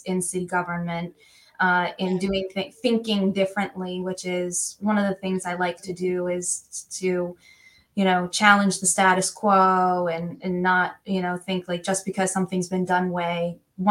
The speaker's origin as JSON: {"language": "English", "town": "Worcester", "region": "Massachusetts", "country": "United States", "tie": "born or raised there", "said": "I am born and bred in Worcester."}